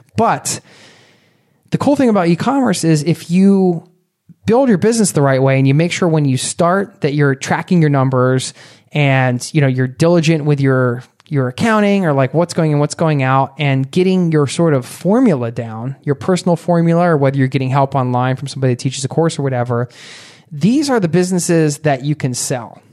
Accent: Philadelphia, Pennsylvania, United States; I grew up outside of Philadelphia

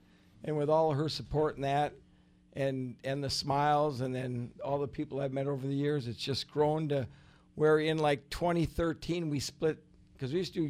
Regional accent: Minneapolis, Minnesota, United States; Well, I grew up in Minneapolis, and I never had access to boats and that.

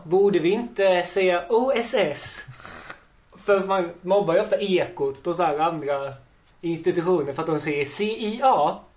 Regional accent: Ystad, Skåne, Sweden; moved away as an adult; now in Malmö, Sweden; jag är ursprungligen från Ystad. Där jag har bott och gått i skolan länge.

